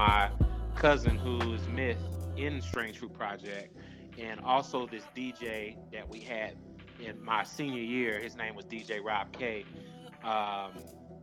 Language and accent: English; Waco, Texas, United States; I grew up in Texas. I grew up in Waco, Texas